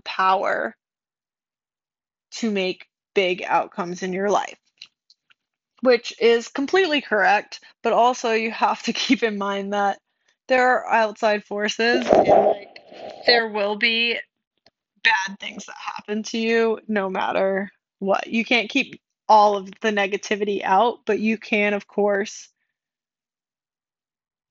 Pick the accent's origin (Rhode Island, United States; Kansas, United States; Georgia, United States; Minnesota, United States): Rhode Island, United States; I'm from Rhode Island, and I grew up very, very Catholic